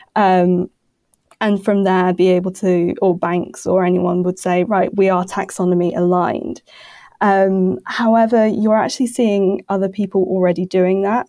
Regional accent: United Kingdom; now in Brussels, Belgium; I'm a British, uh, journalist who somehow ended up in Brussels.

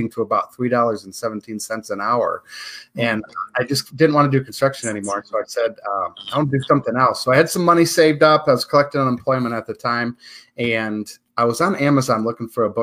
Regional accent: Michigan, United States; moved away as an adult; now in Las Vegas, United States; After 25 years of gray skies and snow in April, I left Michigan for the bright lights of Sin City back in 2006.

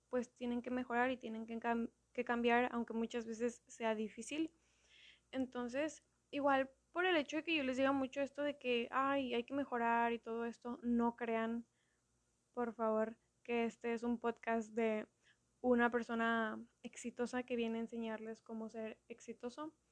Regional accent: Mexico; Ahorita estoy viviendo en Mérida, Yucatán, o sea, soy mexicana, obvio, pero no soy de Mérida. He vivido en varias partes a lo largo de mi vida

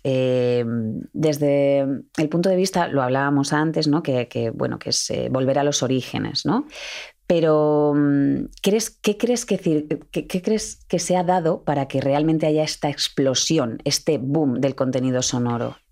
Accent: Madrid, Community of Madrid, Spain; En Madrid estamos muy poquitos de Madrid. De todo el mundo, los, que somos poquitos somos los de Madrid.

